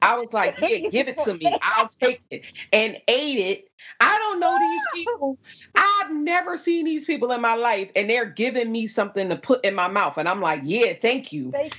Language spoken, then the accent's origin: English; New Jersey, United States; They were like, oh, where are you from? I was like, New Jersey.